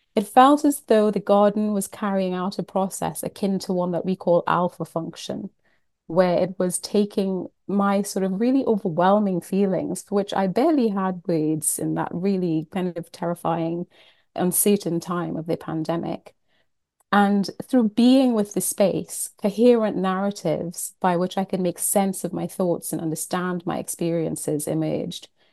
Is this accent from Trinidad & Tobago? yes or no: yes; Trinidad & Tobago; moved away; I am from the Caribbean. I was born and brought up in Trinidad and Tobago